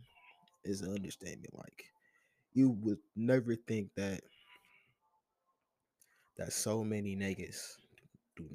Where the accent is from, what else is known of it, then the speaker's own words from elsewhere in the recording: Detroit, Michigan, United States; growing up in Detroit, you kind of see the ruins of, like, the old riots